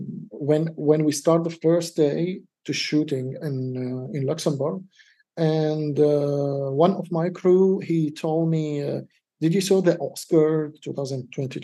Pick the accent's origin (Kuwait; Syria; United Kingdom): Syria; now in Denmark; I'm from Syria, I'm living in Denmark